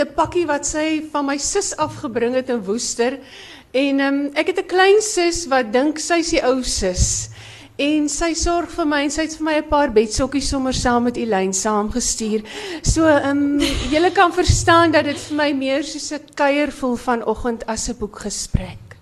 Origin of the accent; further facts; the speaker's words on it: Breede River Valley, Western Cape, South Africa; ons twee het gemeenskaplike wortels in die Brederivier Vallei. Daar waar die blouste blouste berge is in die wildste woeste wind. Dis waar ons vandaan kom